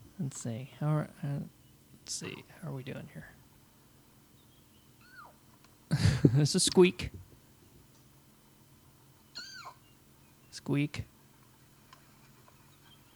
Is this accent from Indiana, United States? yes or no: yes; Indiana, United States; now in Asheville, United States; my home state of Indiana